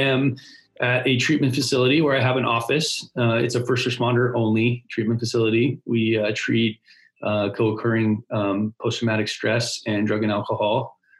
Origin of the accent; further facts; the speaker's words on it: California, United States; So, long story short is I grew up in Southern California.